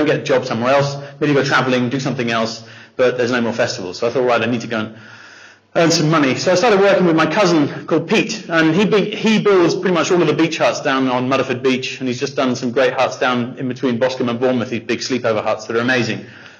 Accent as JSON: {"language": "English", "region": "Dubai", "country": "United Arab Emirates", "tie": "born or raised there", "said": "So our story, I grew up in Dubai. I was there for 18 years, and Dubai was rad in the 80s. I was born in 81"}